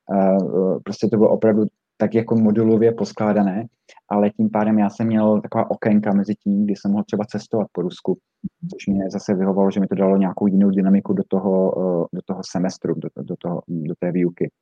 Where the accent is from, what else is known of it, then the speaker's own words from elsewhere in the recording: Zlín, Zlín Region, Czechia; moved away as an adult; also born or lived in Brussels / United States; já jsem původem ze Zlína